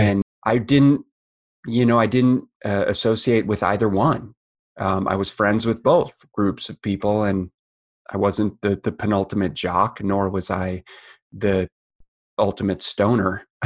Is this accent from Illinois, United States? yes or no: no; Minneapolis, Minnesota, United States; I grew up in Minneapolis, Minnesota, and heart of the Midwest